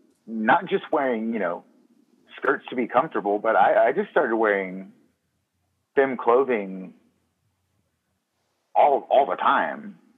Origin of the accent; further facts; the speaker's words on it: Mississippi, United States; And like my accent specifically is because it started out as an affectation because I knew I didn't want to spend my entire life in Neshoba County, Mississippi.